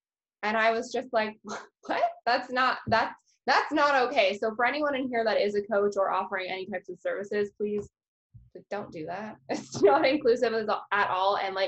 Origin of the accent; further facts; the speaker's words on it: Canada; which is very frustrating as a Canadian to be like, I can't work with a Canadian coach because they charge in US dollars.